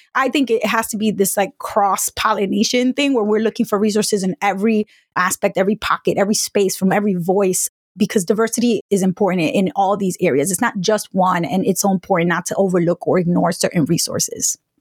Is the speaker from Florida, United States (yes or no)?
no; New York, United States; also born or lived in Providence, Rhode Island; I grew up in New York where you walk into a bodega and you just say what you want